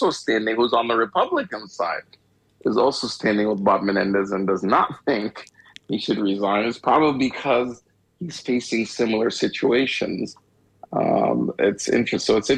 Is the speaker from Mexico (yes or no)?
no; Egypt; now in United States; I'm from Egypt. And the type of, you know, I'm Egyptian. Well, I'm born in Egypt, but I'm an American.